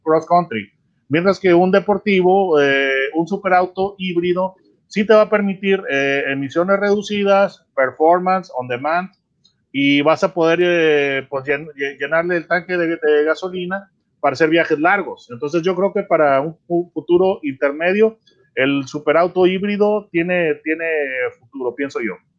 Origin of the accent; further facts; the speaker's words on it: Mexico; como mexicano